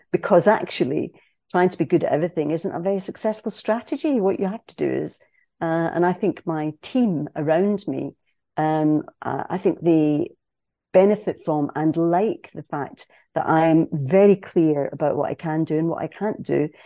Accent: Scotland, United Kingdom; I am a Scottish cis female

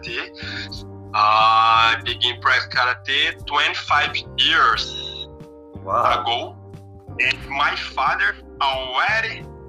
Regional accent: Brazil; English is a second language; I was born in Casablanca, Brazil. My childhood was very good.

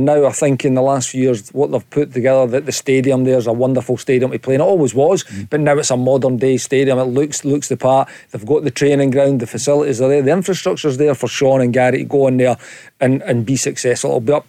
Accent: Musselburgh, Scotland, United Kingdom; I'm Musselburgh.

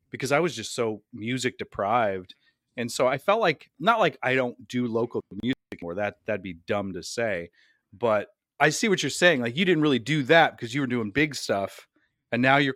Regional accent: Cedar Rapids, Iowa, United States; We're here from Cedar Rapids, Iowa.

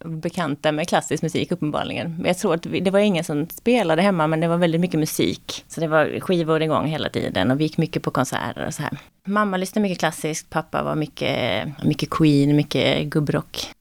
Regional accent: Karlshamn, Blekinge, Sweden; moved away

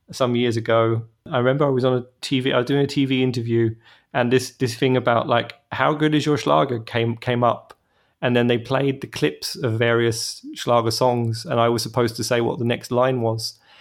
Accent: England, United Kingdom; moved away as an adult; now in Germany; as an English person

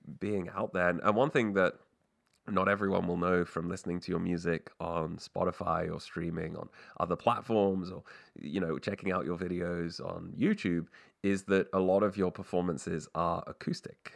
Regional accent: England, United Kingdom; also born or lived in Canada; I was born in Canada, but I grew up in England

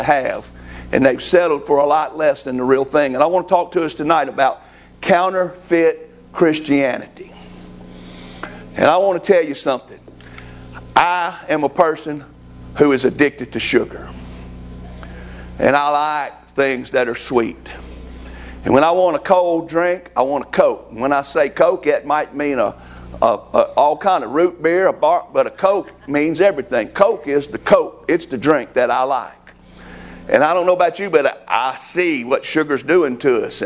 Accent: United States; I'm an American

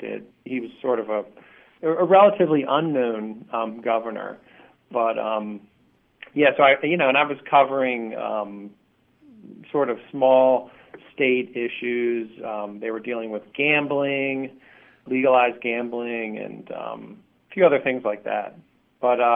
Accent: Baltimore, Maryland, United States; moved away as an adult; also born or lived in New York City; I'm from Baltimore, and I'm a writer

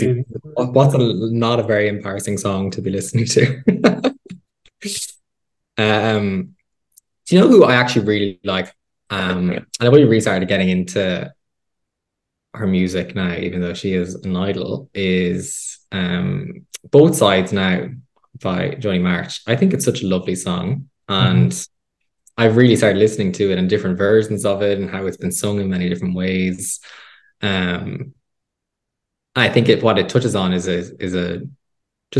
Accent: Midlands, Ireland; I grew up in the Midlands, you know, in GAA culture

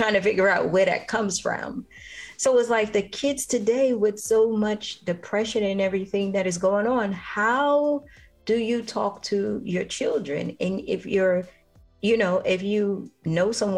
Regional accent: New York City, New York, United States; I grew up in the Bronx, in New York

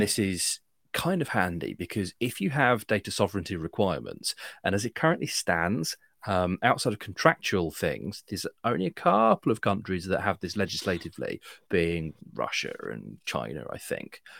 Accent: United Kingdom; I'm British

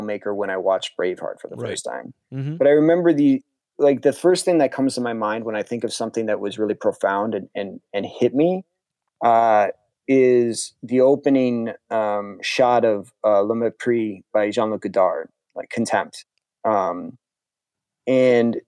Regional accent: New Canaan, Connecticut, United States; also born or lived in Norwalk, Connecticut; I grew up in New Canaan, Connecticut, which is Fairfield

